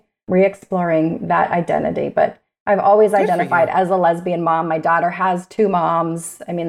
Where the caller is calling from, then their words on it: Arizona, United States; I am in Arizona.